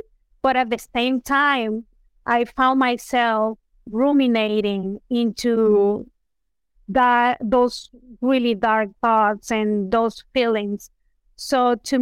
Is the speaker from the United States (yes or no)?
no; Venezuela; moved away; I am originally from Venezuela